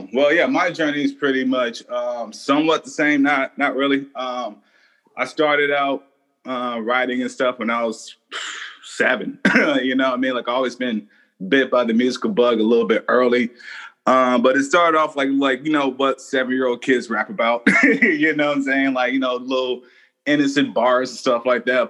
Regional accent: Texas, United States; moved away; me growing up in Texas

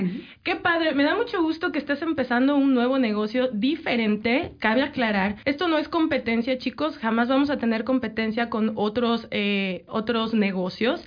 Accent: Mexico; now in Canada; yo que soy de México

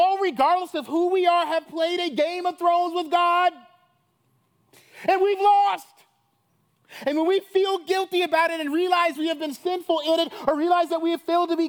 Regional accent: Chicago, Illinois, United States; you know, I'm from Chicago, and I'm from that Harvard, Columbia crowd.

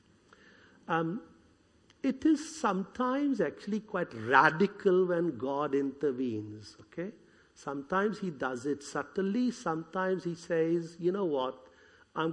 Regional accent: India; accent: Indian; moved away; I was born in India, brought up as a Hindu

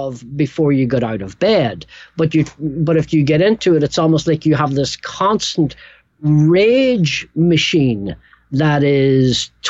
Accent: Northern Ireland, United Kingdom; also born or lived in England; now in New York, United States; I grew up in Northern Ireland

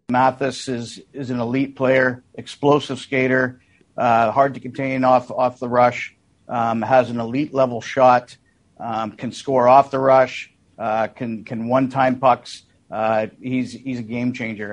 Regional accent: Lacombe, Alberta, Canada; I know it's a small town, but that's all right. I'm from Lacombe, so I'm used to that.

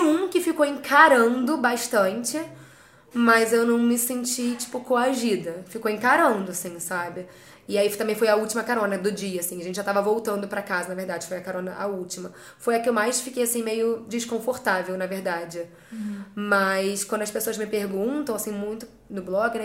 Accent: Rio de Janeiro, Brazil; moved away as an adult; also born or lived in England; now in United Kingdom; sou carioca, da Zona Oeste do Rio de Janeiro.

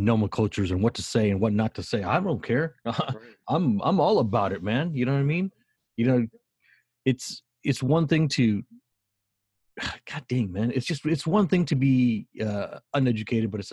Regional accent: United States; I'm American with Mexican parts

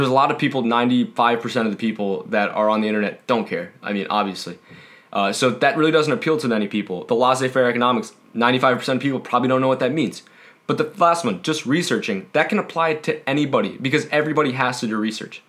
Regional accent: United States; we're the American people

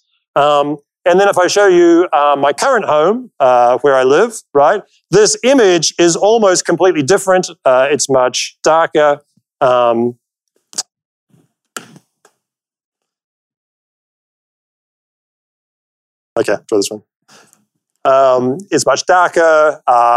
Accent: New Zealand; moved away; I'm originally from New Zealand

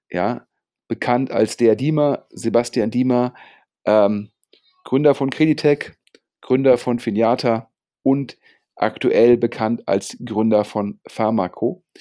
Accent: Rhineland, Germany; freut mich natürlich als Rheinländer, ähm, wenn da auch noch mehr Venture Capital nach Köln und nach Düsseldorf fließt

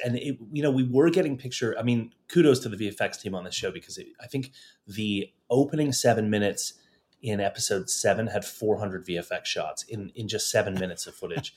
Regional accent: Toronto, Ontario, Canada; moved away as an adult; also born or lived in London / Los Angeles; in my hometown of Toronto

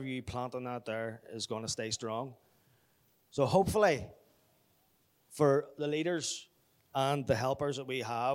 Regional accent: Belfast, Northern Ireland, United Kingdom; Grew up in the Apostolic, Belfast. I'm originally from Belfast.

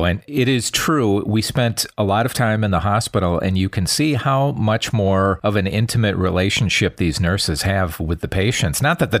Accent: Wisconsin, United States; I'm from Wisconsin and I'm familiar with that area.

